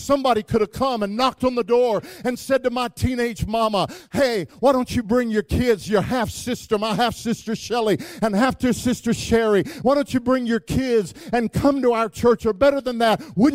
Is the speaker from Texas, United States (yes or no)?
yes; Wichita Falls, Texas, United States; I grew up in Wichita Falls, Texas